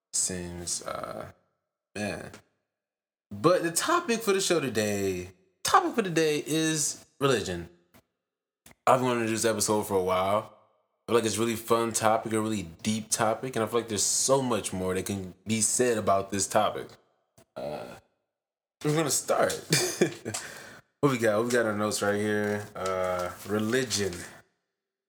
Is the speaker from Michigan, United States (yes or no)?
yes; Detroit, Michigan, United States; We're two people from Detroit, two artists from Detroit